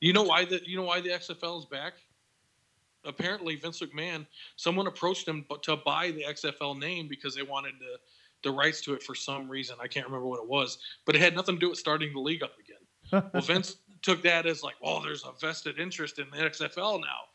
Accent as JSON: {"language": "English", "area": "Bear Country", "region": "Midwest", "country": "United States", "tie": "born or raised there", "said": "I grew up in Bear Country"}